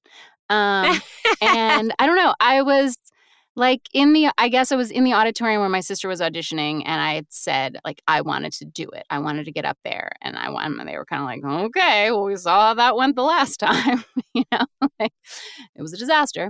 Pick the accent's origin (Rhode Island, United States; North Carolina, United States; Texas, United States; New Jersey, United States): North Carolina, United States; Raleigh; moved away as an adult; now in New York, United States; I'm from Raleigh, uh, North Carolina